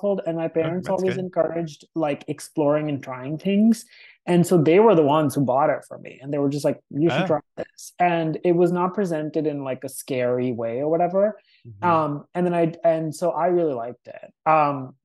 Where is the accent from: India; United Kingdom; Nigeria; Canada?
India; moved away; I grew up in India